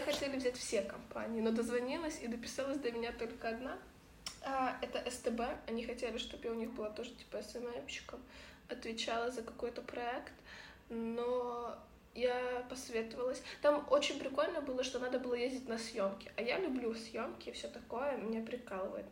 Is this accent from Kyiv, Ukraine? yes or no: yes; Kyiv, Ukraine; moved away as an adult; Мы подружки из Киева, которых э, вторжение полномасштабной России на нашу территорию, на территорию нашей прекрасной страны Украины, раскидало по миру